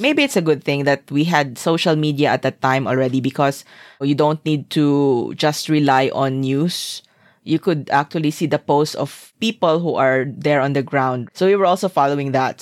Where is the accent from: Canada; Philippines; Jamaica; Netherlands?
Philippines; Zamboanga, Zamboanga Peninsula; moved away as an adult; also born or lived in Singapore; my hometown was at war.